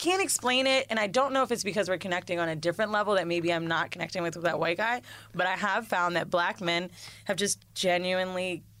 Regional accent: Florida, United States; I'm from Florida

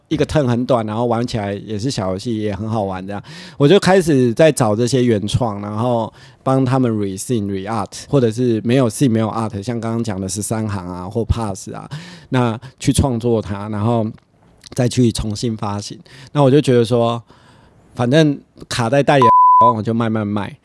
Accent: Taiwan; 像我一个台湾人

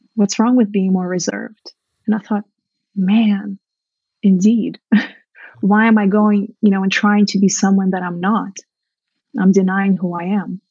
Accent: Russia; moved away; I grew up in Soviet Russia where I was from an early age trained to be just the best wife

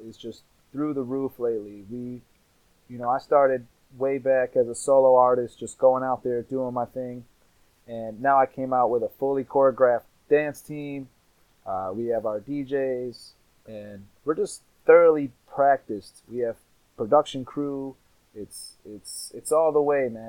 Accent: Mount Clemens, Michigan, United States; Mount Clemens is my hometown

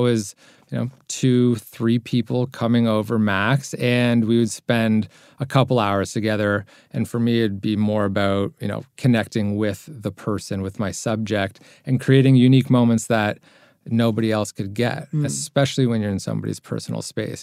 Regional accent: Toronto, Ontario, Canada; I'm from Toronto, Canada

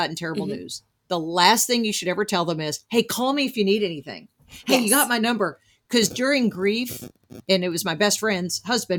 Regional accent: New Jersey, United States; born there; and you know, I was born in Jersey, but I definitely developed Southern accent, Southern.

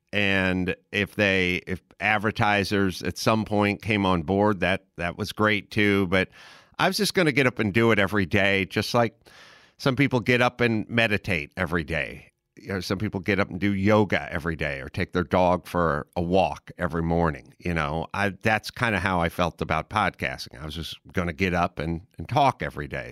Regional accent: Los Angeles, California, United States; also born or lived in Wisconsin; I was basically born in Los Angeles

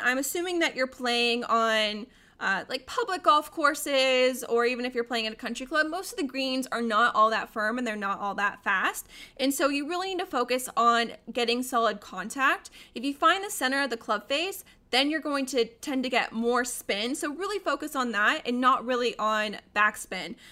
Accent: Colorado, United States; now in Arizona, United States; I, I grew up in Colorado

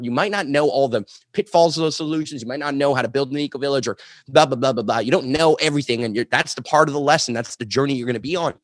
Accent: Montreal, Quebec, Canada; I grew up in Montreal, the suburbs

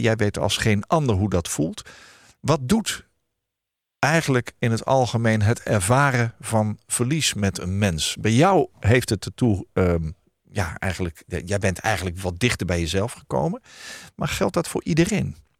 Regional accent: Netherlands; Wij zijn als Nederlanders

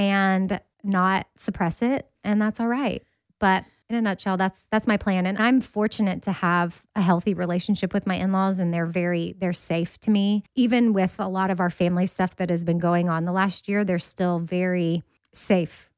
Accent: Texas, United States; I'm from Texas

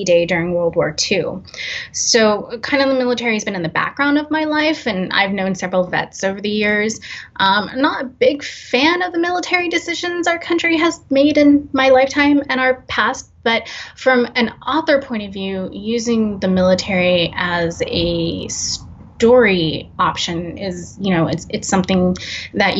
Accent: San Francisco Bay Area, California, United States; growing up in the San Francisco Bay Area

